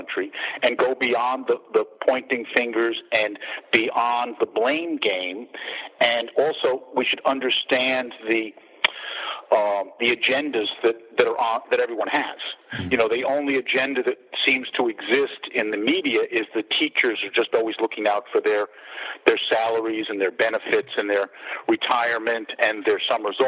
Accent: Long Island, New York, United States; moved away; I'm from Long Island originally

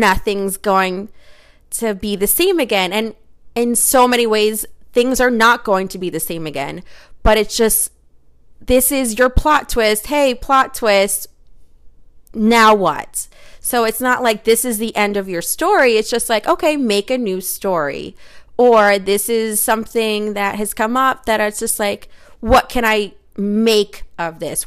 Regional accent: United States; I'm an American who speaks American

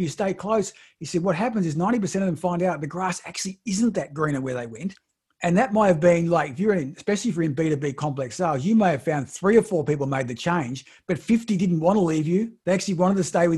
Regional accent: Australia; I'm from Australia.

